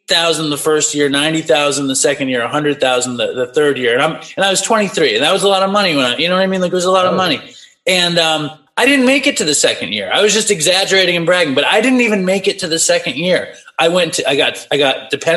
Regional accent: New York City, New York, United States; also born or lived in Los Angeles; I grew up in Manhattan, you know, and I'm 46. So I grew up in the 90s in Manhattan

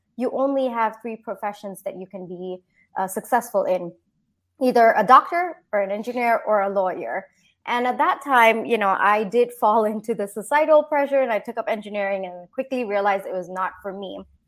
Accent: Singapore; moved away as an adult; also born or lived in India; now in United States; I grew up in Singapore, and then I did my engineering in India

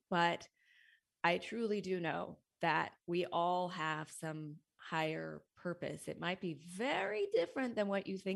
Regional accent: Montana, United States; moved away as an adult; now in Seattle, United States; I had a corporate career in Seattle. Uh, I moved to Seattle from Montana to go to college and then started in the technology world there

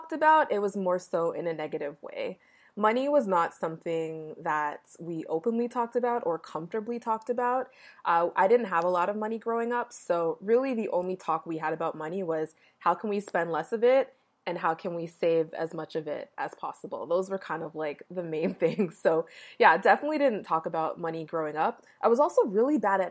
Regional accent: Toronto, Ontario, Canada; I was born in Toronto, Canada, but both of my parents were born in Jamaica

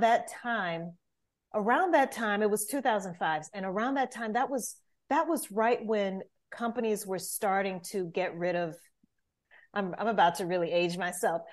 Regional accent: Louisiana, United States; moved away as an adult; now in Atlanta, United States; I'm originally from Louisiana

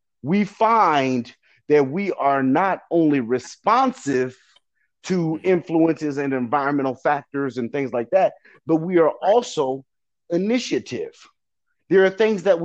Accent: Detroit, Michigan, United States; I'm from Detroit. I graduated from Renaissance

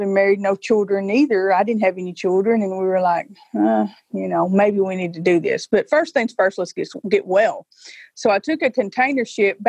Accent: South Fulton, Tennessee, United States; I live on the right. And that is in South Fulton, Tennessee. So I've always lived in Obion County, Tennessee my entire life.

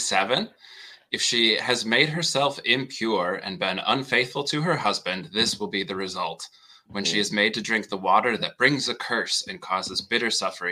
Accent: Wisconsin, United States; I'm from Wisconsin. I still live there now

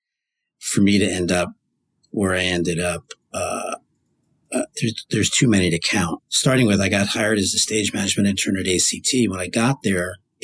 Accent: New Jersey, United States; I grew up in New Jersey

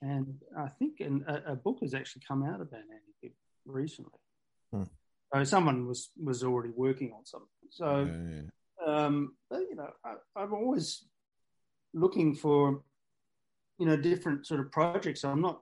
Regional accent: Australia; I'm an Australian writer

